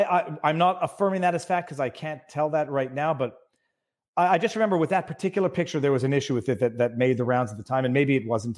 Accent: Florida, United States; I grew up in Florida.

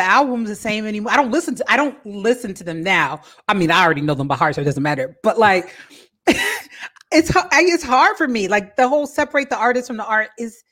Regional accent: New Jersey, United States; moved away; also born or lived in Washington, D.C. area; being an East Coast girl, I grew up in Jersey. Only ever really lived in the DC area other than

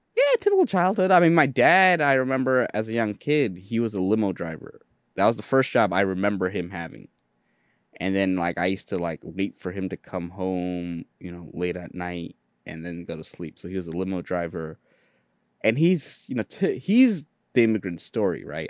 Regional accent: New York City, New York, United States; English is a second language; I'm in Jamaica, Queens. We were one of the earlier Bengali families.

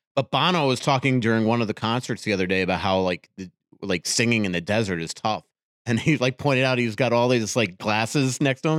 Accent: Boca Raton, Florida, United States; moved away; Originally, I grew up in Boca Raton

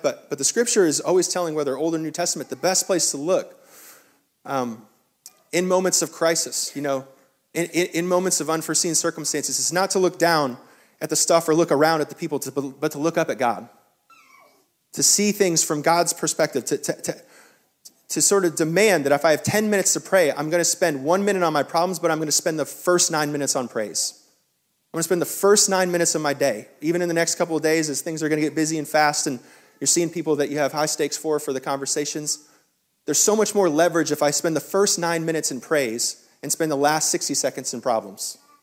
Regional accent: the South, United States; as a Southerner

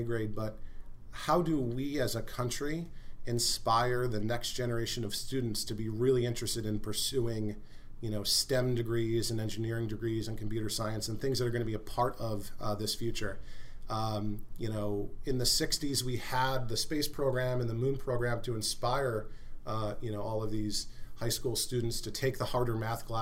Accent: United States; as an American

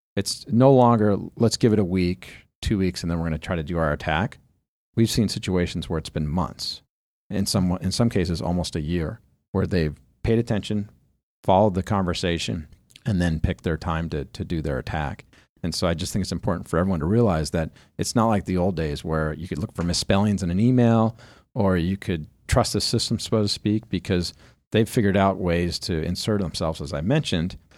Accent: Southern California, United States; when you grow up in Southern California

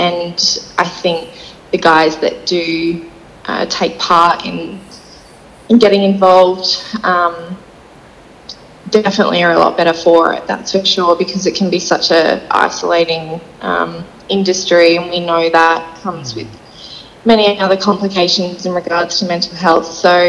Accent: Mukinbudin, central wheatbelt of Western Australia, Australia; also born or lived in Sydney; now in Perth, Australia; I was born in Sydney, Yeah, so I grew up on a farm in Muckenbooden in the central wheat belt of Western Australia.

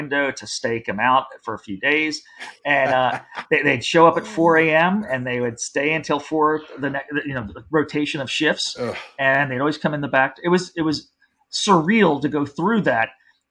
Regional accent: New Jersey, United States; I grew up in New Jersey.

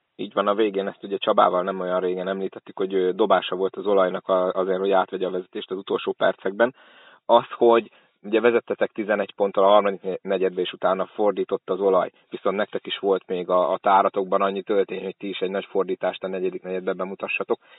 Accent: Szolnok, Jász-Nagykun-Szolnok, Hungary; mint szolnoki

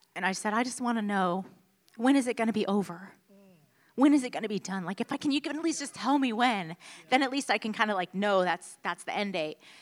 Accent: Houston, Texas, United States; moved away as an adult; also born or lived in Washington, D.C.; born and raised in Houston, Texas

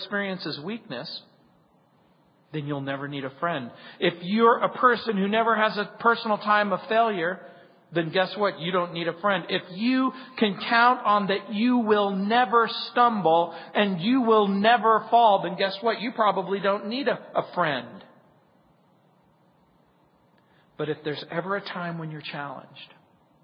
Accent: Southern California, United States; I grew up in Southern California

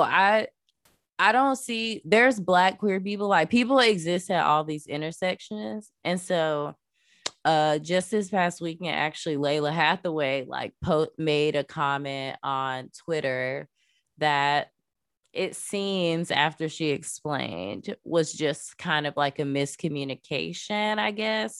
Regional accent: Florida, United States; I grew up in Florida

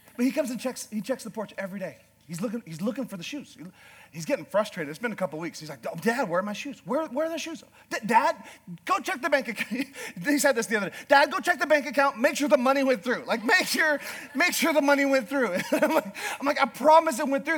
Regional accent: Northern Canada, Canada; I'm a Canadian from northern Canada

